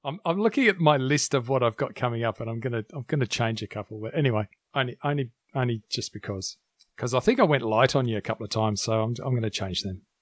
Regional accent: New Zealand; moved away; I was born there, and there's a reason I left.

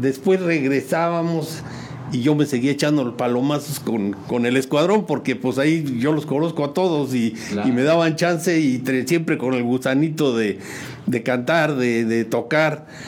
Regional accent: San Juan del Río, Querétaro, Mexico; also born or lived in Mexico City; yo llegué muy chico tendría unos 4 o 5 años por ahí.

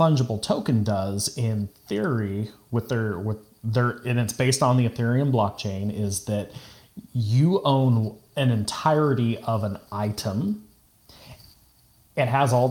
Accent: California, United States; I'm from California

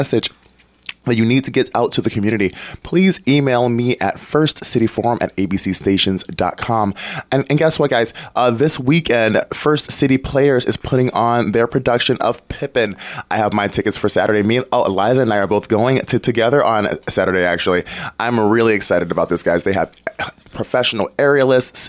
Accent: Detroit, Michigan, United States; moved away; I'm obviously originally from Detroit

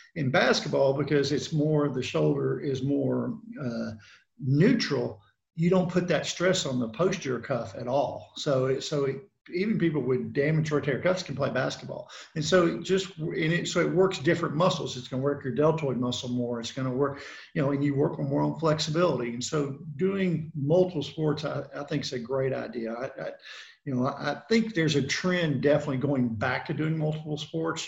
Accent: Memphis, Tennessee, United States; also born or lived in Knoxville, Tennessee / Charlotte, North Carolina; now in Columbia, Tennessee, United States; I'm originally from Memphis, Tennessee

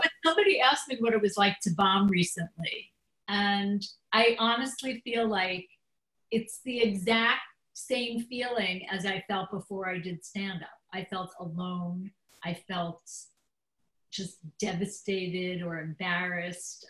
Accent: New York, United States; I'm from New York, which is also a great place for comedy

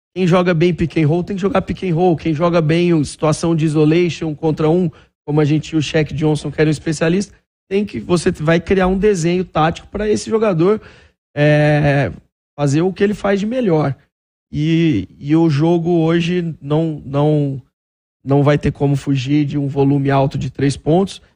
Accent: Franca, São Paulo, Brazil; eu sou natural de Franca

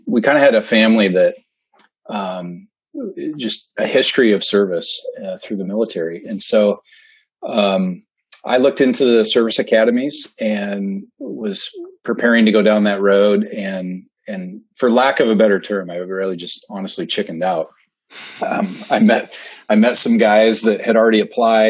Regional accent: Norwalk, Iowa, United States; also born or lived in Des Moines, Iowa / Spencer, Iowa; now in Ames, United States; I was born in Des Moines, but grew up in Norwalk for 11 years and then spent the next 10 years in Spencer

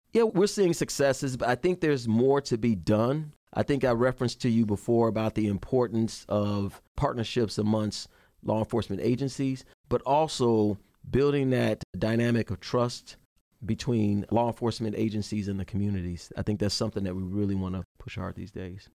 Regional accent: Chicago, Illinois, United States; moved away as an adult; I'm born and raised in Chicago, Illinois. I left there in eighty-six to join the Army

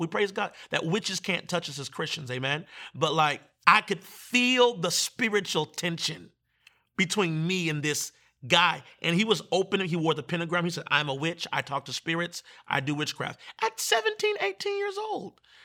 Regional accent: Manassas, Virginia, United States; I'm from Manassas.

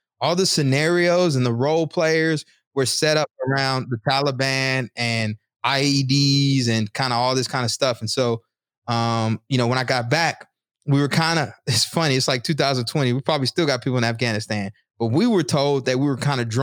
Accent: the South, United States; moved away; I'm from the South

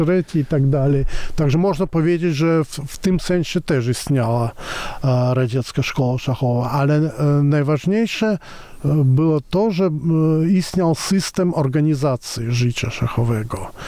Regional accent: Moscow, Russia; now in Poland; ja wychowałem się w Moskwie

